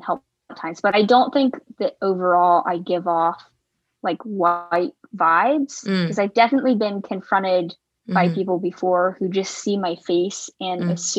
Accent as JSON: {"language": "English", "region": "the South", "country": "United States", "tie": "born or raised there", "also_born_or_lived": "Anhui, China", "said": "I was raised in the South"}